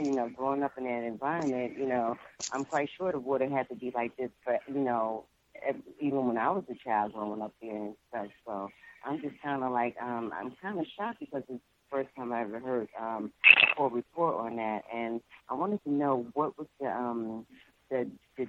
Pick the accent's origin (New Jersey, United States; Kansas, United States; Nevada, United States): New Jersey, United States; North; moved away; I'm originally from North New Jersey